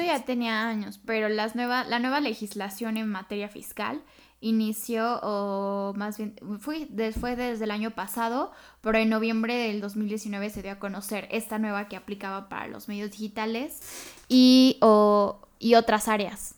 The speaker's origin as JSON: {"language": "Spanish", "country": "Mexico"}